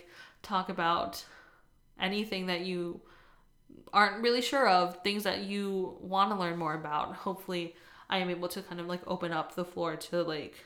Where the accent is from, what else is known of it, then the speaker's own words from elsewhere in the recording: East Coast, United States; moved away as an adult; now in California, United States; I'm originally from the East Coast, and I recently moved to California a couple years ago